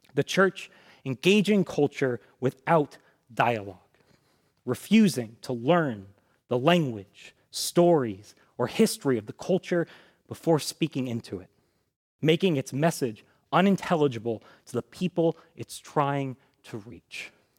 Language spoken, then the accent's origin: English; United States; the American church